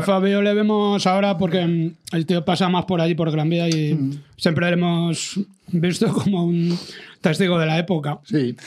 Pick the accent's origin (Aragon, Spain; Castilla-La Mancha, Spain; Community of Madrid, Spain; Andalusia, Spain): Community of Madrid, Spain; Madrid; todos los que somos de Malasaña, porque siempre ha sido nuestro barrio y lo será siempre, aunque vivamos en otro sitio siempre lo será.